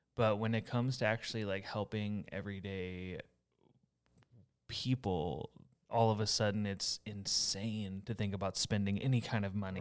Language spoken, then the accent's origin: English; Houston area, Texas, United States; moved away; also born or lived in Iowa; my hometown